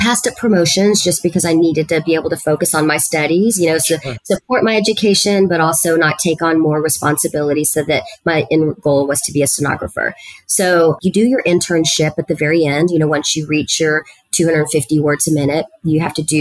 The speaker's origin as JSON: {"language": "English", "town": "Harlingen", "region": "Texas", "country": "United States", "tie": "born or raised there", "also_born_or_lived": "Edinburg, Texas / San Antonio, Texas", "first_language": "Spanish", "second_language": "English", "moved": "as an adult", "said": "that's where I grew up, in Harlingen, Texas"}